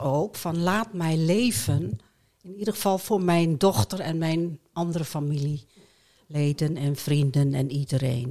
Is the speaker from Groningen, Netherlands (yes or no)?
yes; Hoogkerk, Groningen, Netherlands; also born or lived in Friesland; ik ben opgegroeid in de Molukse wijk, hier in Hoogkerk